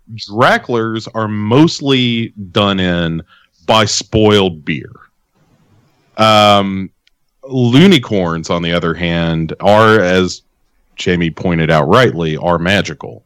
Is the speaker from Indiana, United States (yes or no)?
no; Clarksville, Tennessee, United States; I grew up in Clarksville, which is Uh, you know, I mean, right down the road from Adams, Tennessee